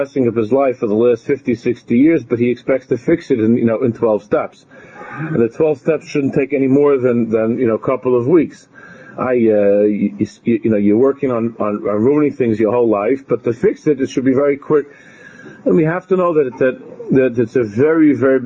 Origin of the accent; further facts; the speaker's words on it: United States; in America, growing up in America